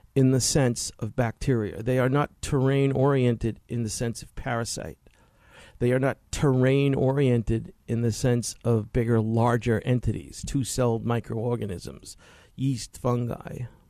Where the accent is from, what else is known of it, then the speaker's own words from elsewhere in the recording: New York City, New York, United States; moved away; I grew up in Queens in the sixties.